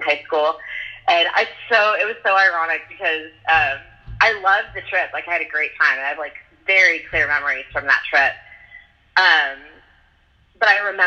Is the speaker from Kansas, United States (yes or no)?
yes; Kansas, United States; moved away as an adult; also born or lived in Chicago / Nashville / Los Angeles; now in Oklahoma, United States; I grew up in Kansas